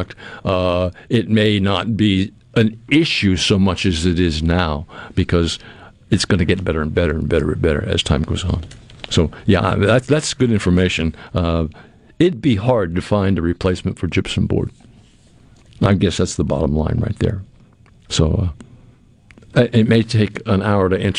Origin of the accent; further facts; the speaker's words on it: New England, United States; moved away; I grew up in New England